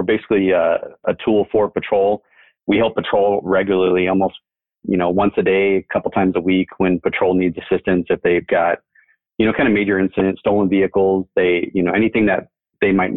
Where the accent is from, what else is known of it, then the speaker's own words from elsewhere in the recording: Mesa, Arizona, United States; I grew up here in Mesa